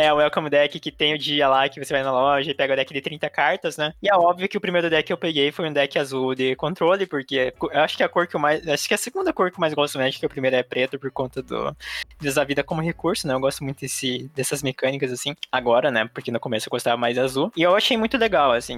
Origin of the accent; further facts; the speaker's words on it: Brazil; Eu sou asiática brasileira